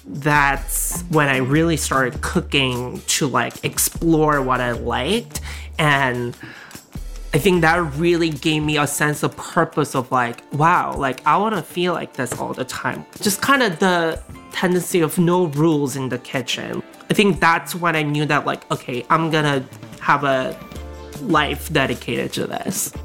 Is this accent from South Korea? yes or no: yes; South Korea; moved away; also born or lived in Alabama / New York City; when I grew up in Korea